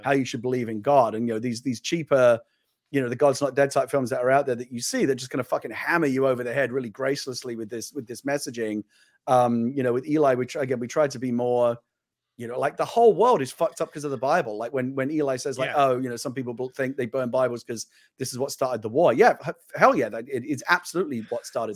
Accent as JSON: {"language": "English", "country": "United Kingdom", "moved": "yes", "said": "I'm a British person who lived in the UK"}